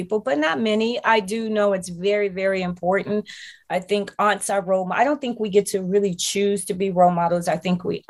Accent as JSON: {"language": "English", "town": "Chicago", "region": "Illinois", "country": "United States", "tie": "born or raised there", "said": "Growing up in Chicago, I'm from Chicago, inner city."}